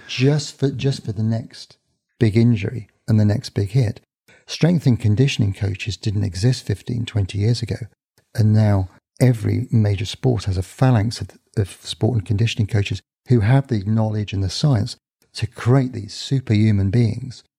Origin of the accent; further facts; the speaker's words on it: Northampton, East Midlands, United Kingdom; my hometown, Northampton's a small town